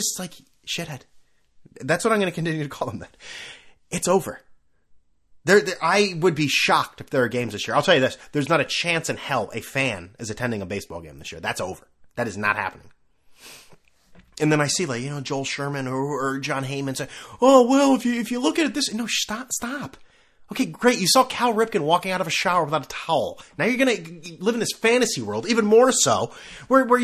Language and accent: English; China; I mean, yeah, I came from China, and historically, if we want to call it